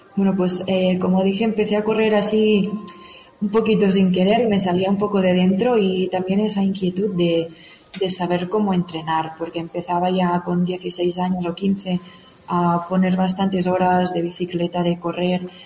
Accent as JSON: {"language": "Spanish", "town": "Òdena", "region": "Catalonia", "country": "Spain", "tie": "born or raised there", "moved": "as an adult", "lives_now": "Pyrenees, Spain", "said": "soy originaria de Odena, de cerca de Igualada, y es allí donde empecé un poquito todo"}